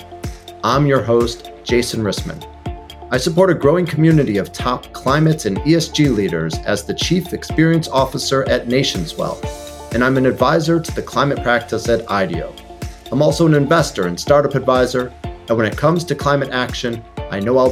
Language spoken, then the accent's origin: English; Chicago, Illinois, United States; as a native Chicagoan